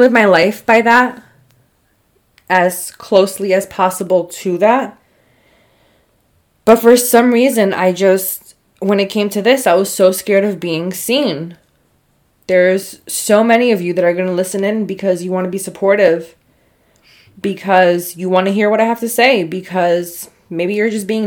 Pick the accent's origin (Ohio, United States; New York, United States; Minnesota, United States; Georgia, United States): New York, United States; I'm from New York